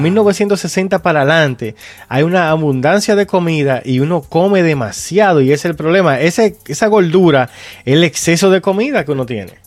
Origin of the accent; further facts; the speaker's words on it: Dominican Republic; nosotros que somos dominicanos